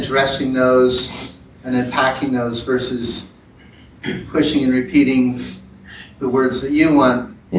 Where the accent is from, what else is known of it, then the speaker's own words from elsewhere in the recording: Portland, United States; I'm from Portland.